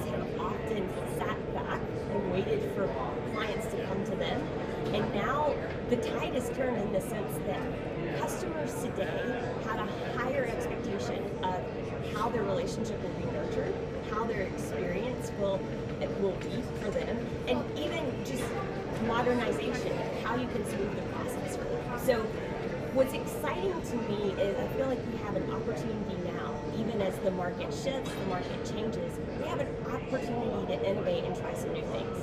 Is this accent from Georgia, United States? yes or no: yes; Georgia, United States; I am a native Georgian